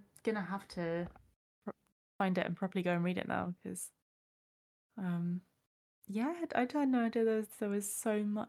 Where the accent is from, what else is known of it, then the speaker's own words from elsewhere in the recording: United Kingdom; speaking as a British person